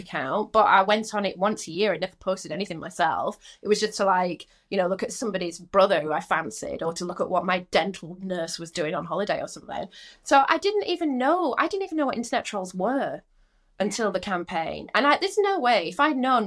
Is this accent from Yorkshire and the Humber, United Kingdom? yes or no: yes; Rotherham, Yorkshire and the Humber, United Kingdom; moved away as an adult; also born or lived in London; I'm from Rotherham